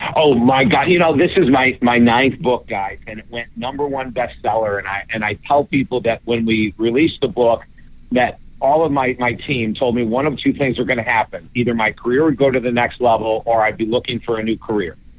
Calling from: Fort Myers, Florida, United States; I'm calling from the beautiful state of Florida

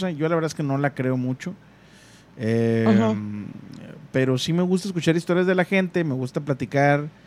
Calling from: Mesquite, Texas, United States; De Mezquite.

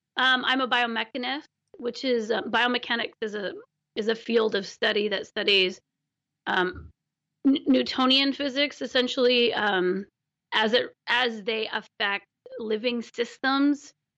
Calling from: Olympic Peninsula, Washington, United States; I'm calling from the Olympic Peninsula on the west coast of Washington, in Washington, the west coast of the United States

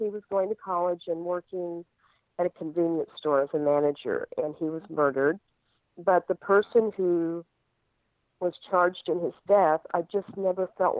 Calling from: Texas, United States; also born or lived in New Mexico

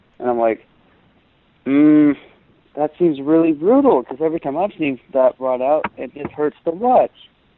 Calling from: Georgia, United States; from Georgia.

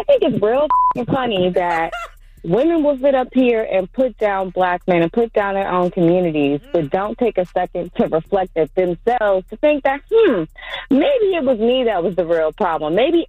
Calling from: Oakland, California, United States; I'm calling from Oakland, right on International.

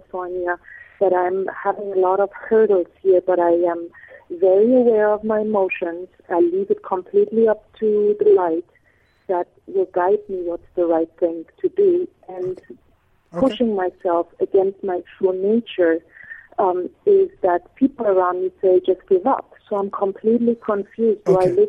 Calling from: Honduras; also born or lived in Medina Beach; I am calling from Honduras.

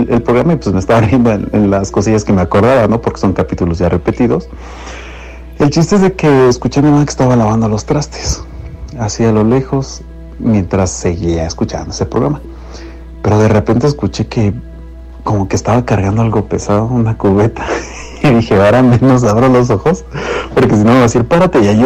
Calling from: Cuautitlán Izcalli, State of Mexico, Mexico; Un gusto saludarles … de Iscali.

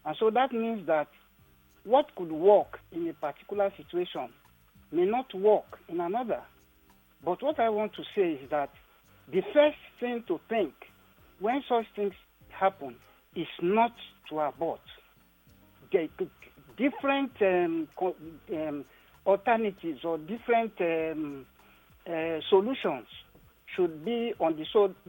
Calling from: Badagry, Lagos, Nigeria; I'm calling you from Badagry.

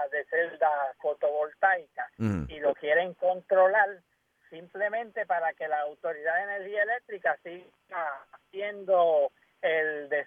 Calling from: Río Piedras, Puerto Rico; Aquí te habla … desde Río Piedra.

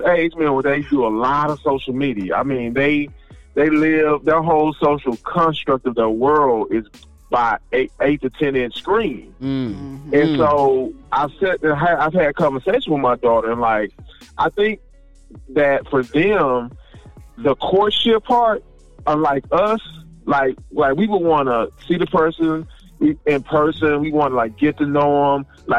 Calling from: Houston, Texas, United States; calling from Houston, Texas.

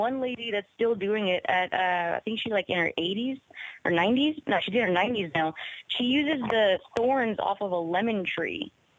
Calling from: New Orleans, Louisiana, United States; Hey, Ryan. Hey, Joe. This is Eyes Open from New Orleans.

